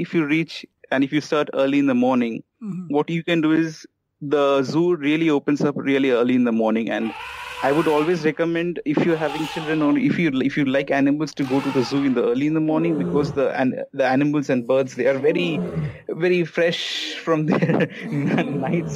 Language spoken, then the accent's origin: English; Kolkata, West Bengal, India; I'm from Calcutta